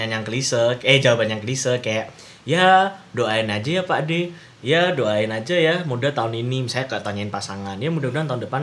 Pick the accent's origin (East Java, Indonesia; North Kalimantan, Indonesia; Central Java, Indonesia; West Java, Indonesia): Central Java, Indonesia; Pemalang; karena di daerah gua Pemalang gua ke daerah Guci